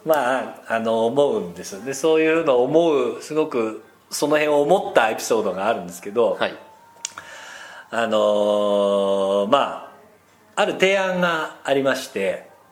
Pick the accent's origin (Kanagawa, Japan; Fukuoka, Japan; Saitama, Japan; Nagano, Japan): Nagano, Japan; now in Tokyo, Japan; 私生まれも育ちも長野県長野市